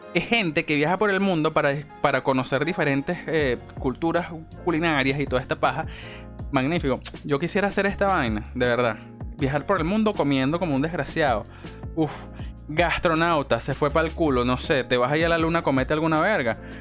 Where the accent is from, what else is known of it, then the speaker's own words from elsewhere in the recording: Venezuela; soy venezolano